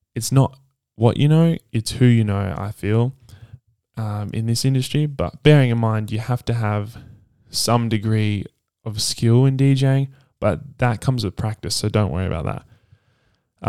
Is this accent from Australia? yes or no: yes; Perth, Western Australia, Australia; also born or lived in Sydney, New South Wales; Originally, uh, I was born in Sydney, uh, Randwick, and we moved Uh, my family and I moved here to Perth in two thousand eight when I was nine years old, and I've been here ever since.